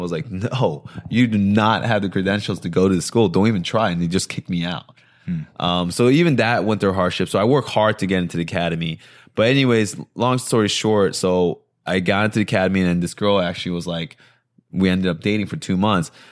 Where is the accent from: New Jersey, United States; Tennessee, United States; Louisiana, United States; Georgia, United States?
New Jersey, United States; I was born in New Jersey um, from Korean immigrant, immigrant parents